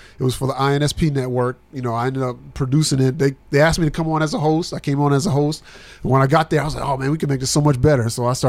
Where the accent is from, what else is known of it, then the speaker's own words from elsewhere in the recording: New Jersey, United States; now in Murfreesboro, United States; Jersey, yes.